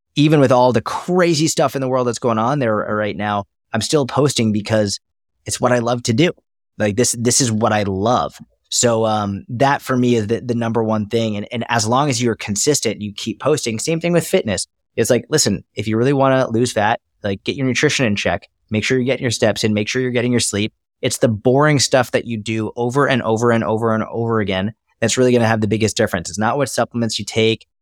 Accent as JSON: {"language": "English", "area": "Boston", "region": "Massachusetts", "country": "United States", "tie": "born or raised there", "said": "I grew up in Boston, Massachusetts, or outside, I grew up in a suburb of Massachusetts"}